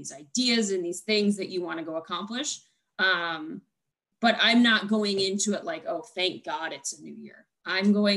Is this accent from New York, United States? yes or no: yes; Buffalo, New York, United States; moved away; I am from Buffalo